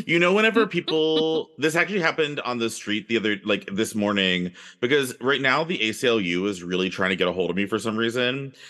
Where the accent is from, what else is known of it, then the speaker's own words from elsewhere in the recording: Texas, United States; growing up in Texas in the eighties and the nineties